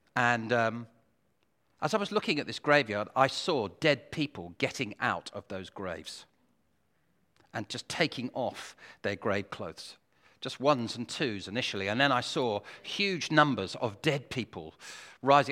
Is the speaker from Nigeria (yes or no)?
no; United Kingdom; we're British